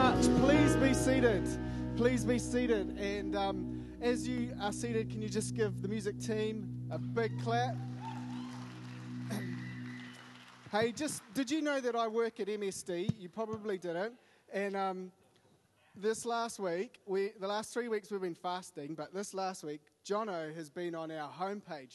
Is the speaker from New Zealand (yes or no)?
yes; Wellington, New Zealand; I grew up in Wellington, so that's home